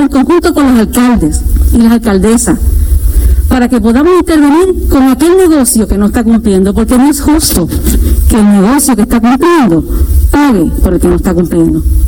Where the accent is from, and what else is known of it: Puerto Rico